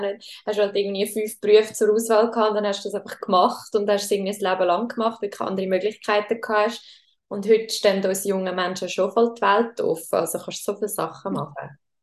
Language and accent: German; Schwyz, Switzerland; wir sind aber beide im Kanton Schweiz aufgewachsen